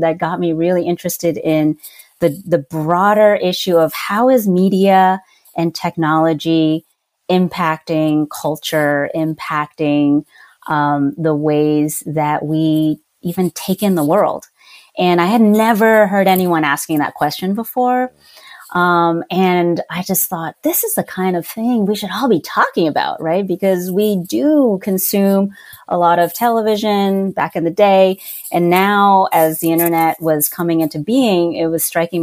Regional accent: New Jersey, United States; also born or lived in Louisiana; now in Santa Barbara, United States; I'm actually originally from New Jersey, from the Northeast

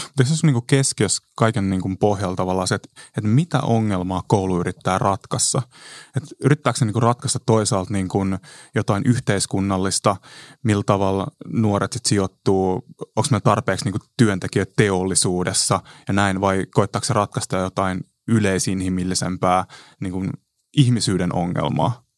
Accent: Kotka, Kymenlaakso, Finland; mä oon Kotkasta 90-luvulla kasvanut

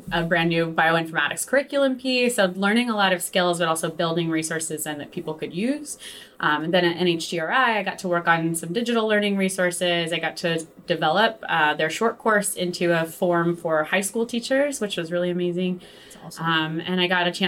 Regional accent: West Virginia, United States; also born or lived in Brooklyn, New York; now in New York City, United States; I'm from West Virginia originally, so I grew up in a pretty small community

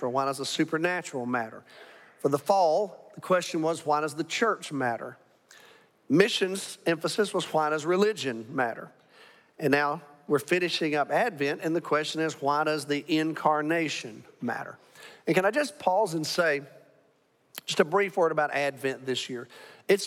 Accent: Alabama, United States; now in Arlington, United States; I'm from Alabama.

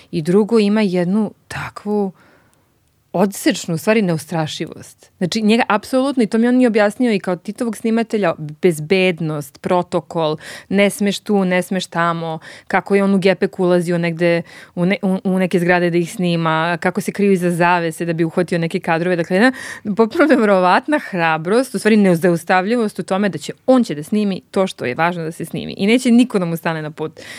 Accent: Belgrade, Serbia; i ja sam iz Beograda

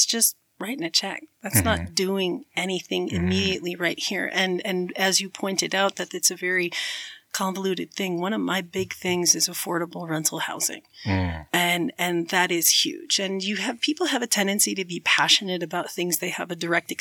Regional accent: Chicago, Illinois, United States; now in Ogden, United States; I was born and raised in Chicago

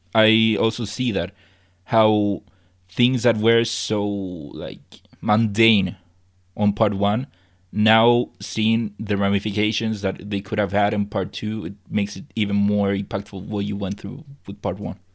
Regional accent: Chile; I'm from Chile

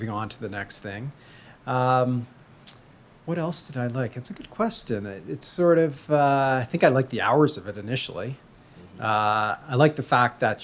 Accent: Belleville, Ontario, Canada; also born or lived in Kingston, Ontario; I grew up in Eastern Ontario

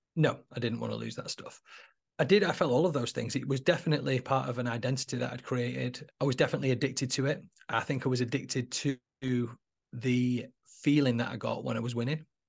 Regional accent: Manchester, North West England, United Kingdom; now in Warrington, United Kingdom; I'm actually not from Warrington, I live in Warrington now, but I'm from Manchester. I was born in Mosside in Manchester in seventy-nine

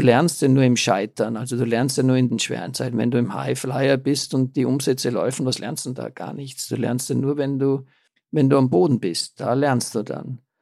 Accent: Austria; bei uns in Österreich

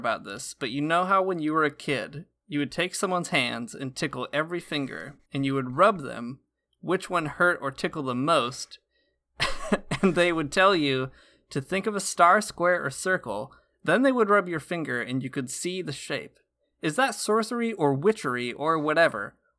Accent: Michigan, United States; Saying y'all is so bad because I'm from Northern Michigan and I obviously am not. It's not a natural thing for me.

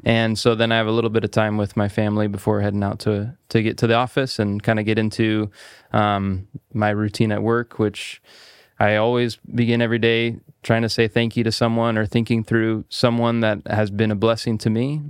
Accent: Salem, Oregon, United States; I actually grew up here in Salem. So, I, I was raised here

